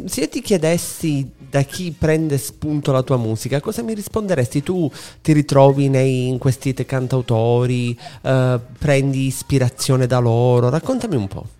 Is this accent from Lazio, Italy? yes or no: no; Sicily, Italy; noi siciliani